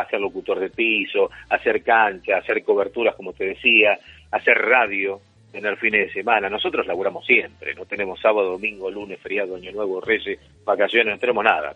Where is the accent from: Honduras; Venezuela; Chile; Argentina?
Argentina; nosotros somos argentinos